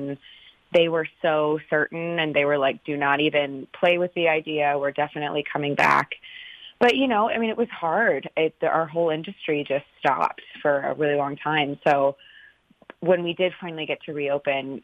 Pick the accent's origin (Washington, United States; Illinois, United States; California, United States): California, United States; Northern; so I'm from California. I'm from Northern California, and my dad and I grew up listening